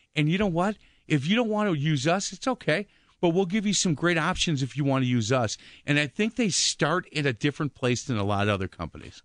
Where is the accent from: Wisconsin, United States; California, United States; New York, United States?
Wisconsin, United States; Milwaukee; I grew up on Bartlett Avenue